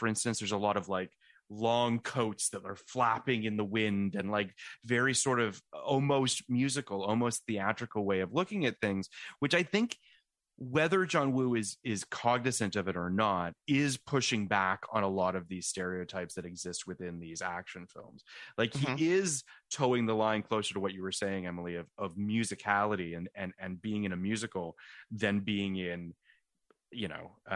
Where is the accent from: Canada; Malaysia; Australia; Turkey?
Canada; now in United States; I'm a Canadian